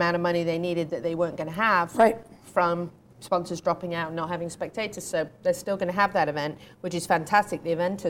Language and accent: English; United Kingdom; moved away; I'm a Brit